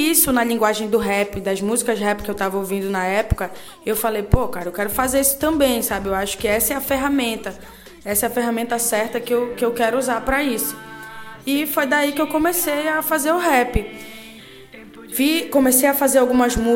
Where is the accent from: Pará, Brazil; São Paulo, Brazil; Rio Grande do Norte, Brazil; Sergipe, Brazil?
Pará, Brazil; now in Belém, Brazil; a minha história começa quando eu venho do Marajó em 2002 para Belém do Pará.